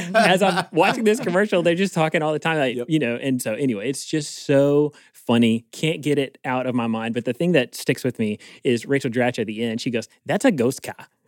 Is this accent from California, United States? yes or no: no; Eastern North Carolina, United States; I'm from Eastern North Carolina